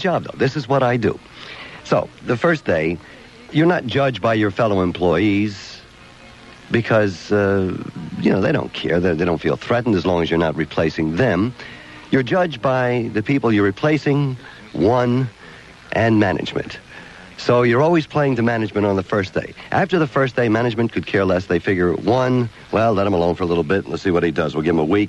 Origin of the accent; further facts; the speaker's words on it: Odessa, Delaware, United States; moved away; I'm from Odessa, Delaware.